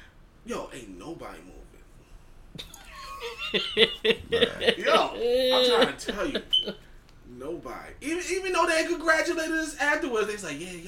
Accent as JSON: {"language": "English", "town": "Baltimore", "region": "Maryland", "country": "United States", "said": "I'm from Baltimore, right?"}